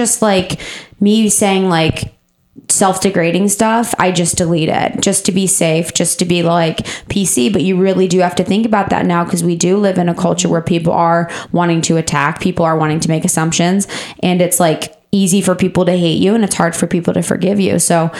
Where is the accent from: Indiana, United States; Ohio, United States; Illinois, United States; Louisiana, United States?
Ohio, United States; like me living in Ohio, growing up in Ohio, aren't documented